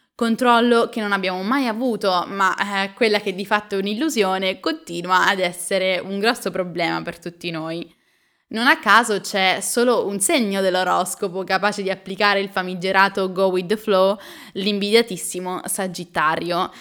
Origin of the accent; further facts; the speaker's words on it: Pineto, Abruzzo, Italy; moved away as an adult; also born or lived in Milan; Pineto, il mio paese d'origine